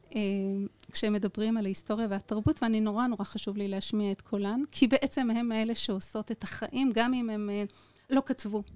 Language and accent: Hebrew; Shareshet, Southern District, Israel; אני במקור ממושב שרשרת